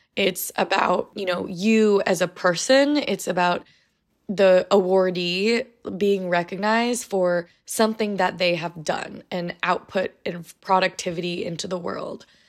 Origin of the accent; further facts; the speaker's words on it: United States; I'm Asian American